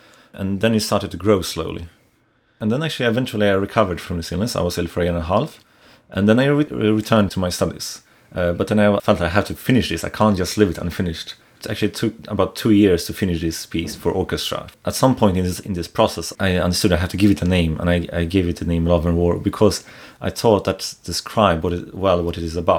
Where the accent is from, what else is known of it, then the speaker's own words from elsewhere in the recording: Sweden; moved away as an adult; also born or lived in Poland / United States; now in Edinburgh, United Kingdom; I should first say I have lived in different countries. I was born in Poland. Most of my life I've spent in Sweden. And also I've lived in the US for less than a year and in Virginia.